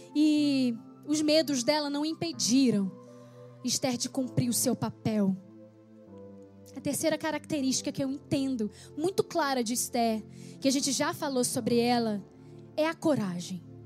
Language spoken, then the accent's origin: Portuguese; Rio de Janeiro, Brazil; moved away; also born or lived in Petrópolis; eu vim para a cidade do Rio de Janeiro, que é a minha cidade natal, eu sou carioca